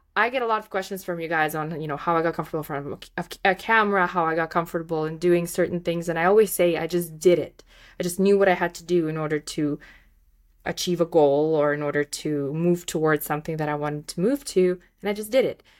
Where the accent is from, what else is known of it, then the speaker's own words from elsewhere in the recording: Moldova; first language Russian; English is a second language; moved away; I'm from Moldova, which is just the neighboring country